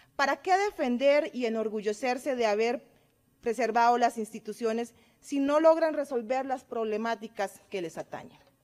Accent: Cartago, Costa Rica; also born or lived in Guanacaste; Yo nací en Guanacaste y me acogió mi amada provincia de Cartago

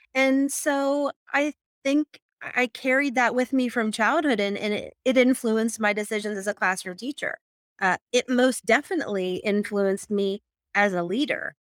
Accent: Pittsburgh, Pennsylvania, United States; I am from Pittsburgh, Pennsylvania

